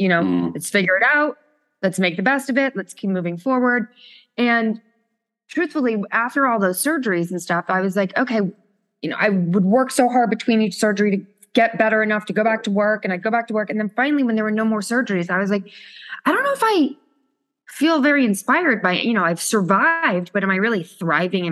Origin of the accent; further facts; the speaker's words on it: Connecticut, United States; moved away as an adult; now in New York City, United States; I'm from New York, or I'm really from Connecticut, but I've been in New York climbing that corporate ladder for the last 21 years